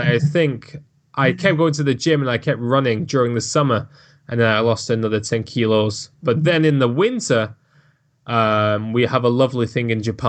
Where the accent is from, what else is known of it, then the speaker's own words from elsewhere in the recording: Manchester, North West England, United Kingdom; accent: Manchester; My accent is so much different now, because I'm from Manchester and it's got quite a thick accent, but I've managed to make myself sound somewhat normal.